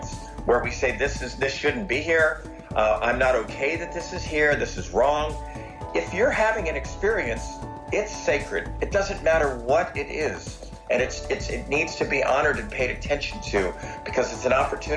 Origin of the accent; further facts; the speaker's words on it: Los Angeles, California, United States; I grew up in Los Angeles.